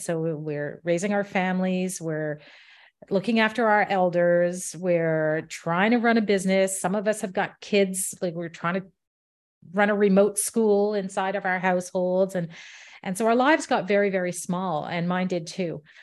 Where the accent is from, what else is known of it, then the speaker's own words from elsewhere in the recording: Ottawa, Ontario, Canada; moved away as an adult; also born or lived in England / Washington, D.C.; came back to Ottawa, my hometown, about ten years ago